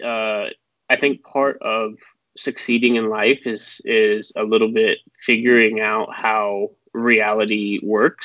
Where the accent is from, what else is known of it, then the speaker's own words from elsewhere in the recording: Las Vegas, Nevada, United States; I'm from Las Vegas